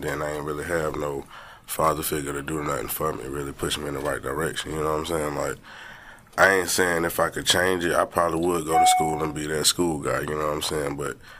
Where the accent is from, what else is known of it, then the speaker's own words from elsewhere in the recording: Winston-Salem, North Carolina, United States; I'm from Winston-Salem, North Carolina, known as Detroit 4.